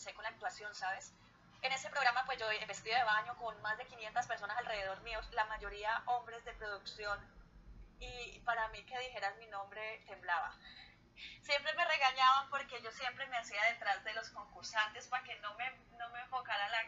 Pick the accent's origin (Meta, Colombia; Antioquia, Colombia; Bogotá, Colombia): Meta, Colombia; Villavicencio; yo soy llanera